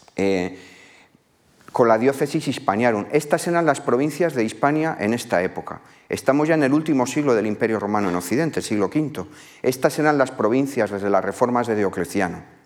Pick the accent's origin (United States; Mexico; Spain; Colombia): Spain; La Rioja; mi tierra, en la zona de lo que hoy es La Rioja